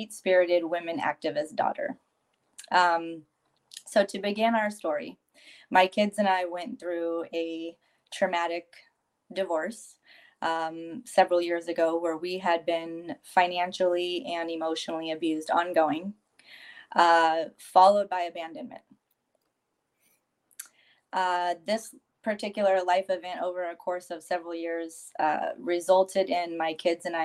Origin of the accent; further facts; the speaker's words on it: San Francisco Bay Area, California, United States; moved away as an adult; now in San Diego, United States; I was born and raised in the San Francisco Bay Area, currently residing in San Diego, California